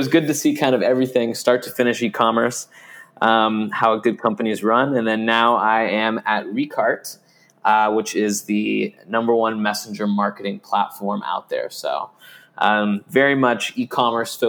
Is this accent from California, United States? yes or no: yes; California, United States; moved away as an adult; also born or lived in New York; I'm from California.